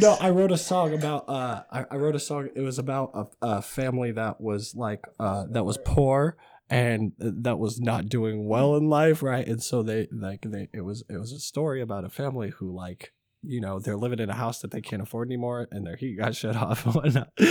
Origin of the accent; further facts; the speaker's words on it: Kelso, Washington, United States; now in Vancouver, United States; I am a father from Vancouver, Washington. I'm actually technically from Kelso, Washington, but I do live in Vancouver